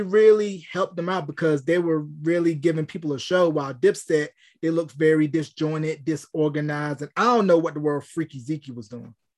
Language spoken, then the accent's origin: English; North Carolina, United States; my hometown of North Carolina